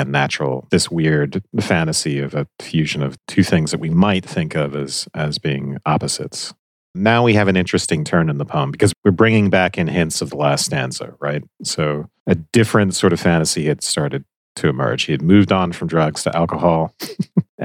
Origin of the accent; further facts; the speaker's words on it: Georgia, United States; I'm from Georgia